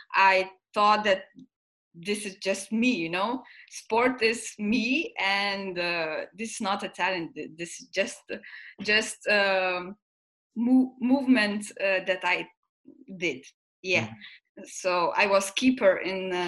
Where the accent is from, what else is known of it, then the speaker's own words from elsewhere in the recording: Lithuania; now in Belgium; So I'm from Lithuania. 8 years ago I came to Belgium.